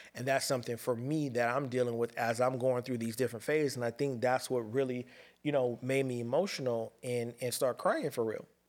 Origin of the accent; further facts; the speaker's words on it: Pasadena, California, United States; I'm a kid from Pasadena, California, ghetto kid